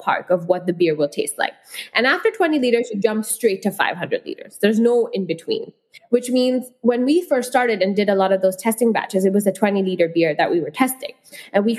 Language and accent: English; Hong Kong; also born or lived in India; I've grown up in Hong Kong and I've, you know, I come from India, a country which is massive